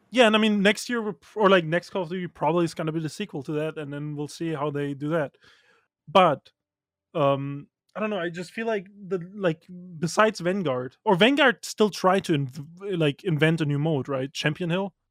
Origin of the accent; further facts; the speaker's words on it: Germany; I grew up in Germany